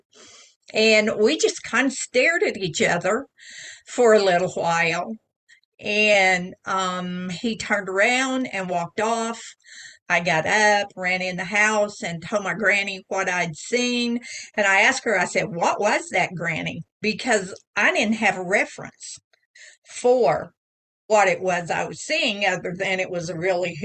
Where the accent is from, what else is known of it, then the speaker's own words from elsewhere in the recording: Oklahoma, United States; I was born here in Oklahoma, and I've spent the better part of my life here